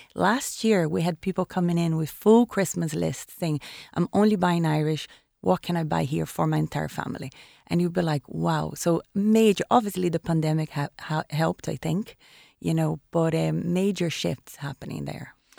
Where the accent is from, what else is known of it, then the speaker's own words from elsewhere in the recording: Rio de Janeiro, Brazil; moved away as an adult; also born or lived in Caribbean; now in Ireland; I was born in Rio de Janeiro, eh, by the ocean